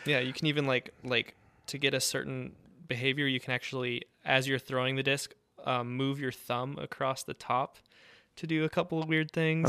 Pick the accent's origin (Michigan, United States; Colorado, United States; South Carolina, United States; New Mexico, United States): New Mexico, United States; Santa Fe; I was born and raised in, in Santa Fe, New Mexico